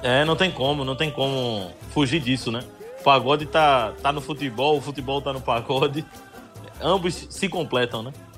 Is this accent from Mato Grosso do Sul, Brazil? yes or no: no; Olinda, Pernambuco, Brazil; also born or lived in Recife; Eu, eu nasci no Recife apenas, mas fui criado desde que nasci em Olinda.